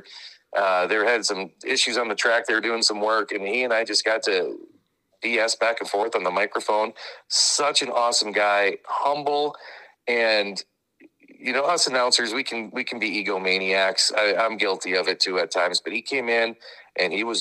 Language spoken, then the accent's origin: English; Hartford, South Dakota, United States; I grew up in Hartford.